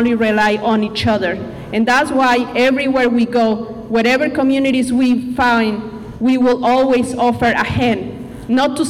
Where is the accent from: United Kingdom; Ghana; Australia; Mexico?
Mexico; English is a second language; now in Bellingham, United States; I'm originally from Mexico.